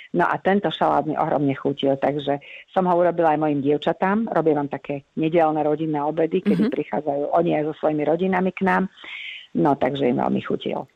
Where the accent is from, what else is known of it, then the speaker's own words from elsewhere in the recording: Slovakia; sme boli hrdé na to, že sme Slováci